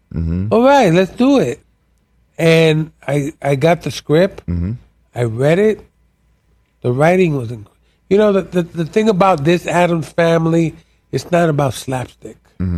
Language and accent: English; New York City, New York, United States; moved away as an adult; also born or lived in Puerto Rico; now in Vermont, United States; I was born in Puerto Rico. Mm-hmm. Grew up in New York City.